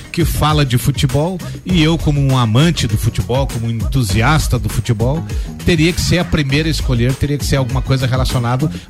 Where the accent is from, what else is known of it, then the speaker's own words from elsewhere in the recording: Brazil; Então, assim, eu me criei no Morro do Posto, Parque Verde, Guadalupe, que depois trocou de nome, né?